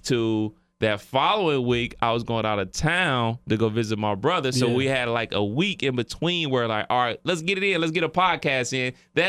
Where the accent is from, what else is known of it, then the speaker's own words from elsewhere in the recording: Cleveland, Ohio, United States; I'm from Cleveland.